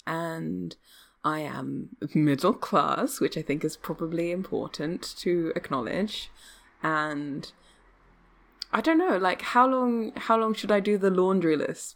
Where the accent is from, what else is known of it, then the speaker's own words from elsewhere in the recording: England, United Kingdom; I'm English